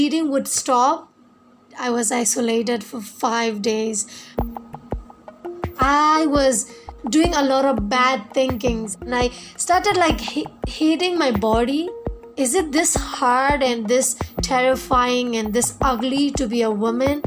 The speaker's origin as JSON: {"language": "English", "region": "Northern Shan State", "country": "Myanmar", "said": "I'm from Myanmar, a small village in Northern Chan State."}